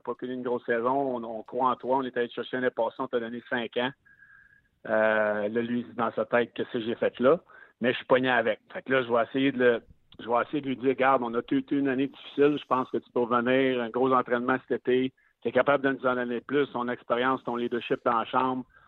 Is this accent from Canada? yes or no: yes; Quebec City, Quebec, Canada; je suis né à Québec.